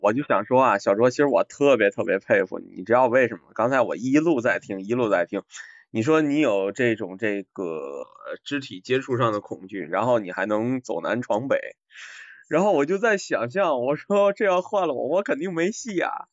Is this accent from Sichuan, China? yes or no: no; Tianjin, China; 我们天津人说话啊